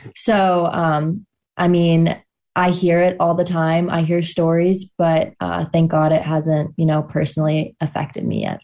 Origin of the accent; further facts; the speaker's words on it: Steamboat Springs, Colorado, United States; I'm from Steamboat Springs, Colorado